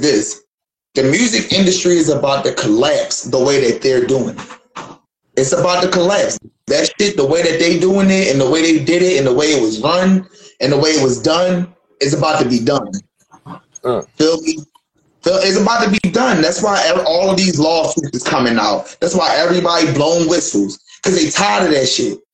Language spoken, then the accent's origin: English; Philadelphia, Pennsylvania, United States; moved away; I'm from Philly, and we grew up off the battle rap